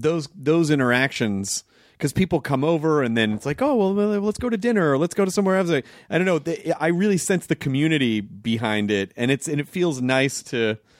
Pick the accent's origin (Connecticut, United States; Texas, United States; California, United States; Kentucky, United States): Kentucky, United States; born there; also born or lived in Florida / Arkansas; I moved. I was born in Kentucky and then lived in Florida for a couple of years. And then when I was like... eight, we moved. Then we moved to the we moved to Arkansas for 6 months